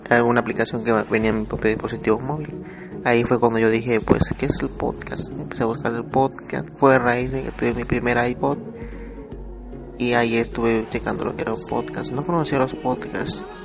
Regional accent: Oaxaca, Mexico; soy de México, soy de Oaxaca

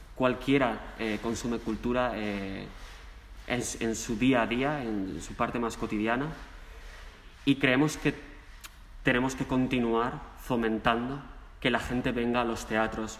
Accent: Mieres, Asturias, Spain; now in Madrid, Spain; yo soy de Asturias, soy asturiano, nacido en Asturias, en Mieres

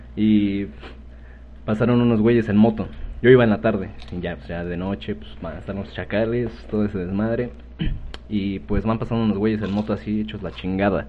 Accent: Mexico

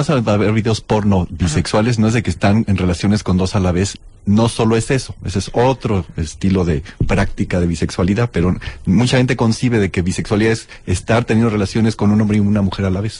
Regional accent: Mexico City, Mexico; crecí en México

